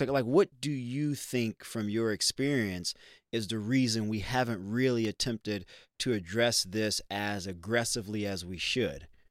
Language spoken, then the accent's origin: English; Dallas, Texas, United States; growing up in Dallas, Texas